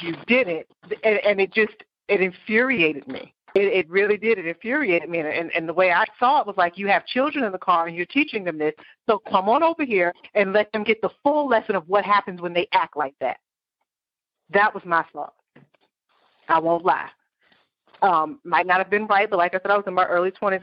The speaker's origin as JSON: {"language": "English", "region": "New York", "country": "United States", "tie": "born or raised there", "moved": "yes", "lives_now": "Florida, United States", "said": "growing up in New York"}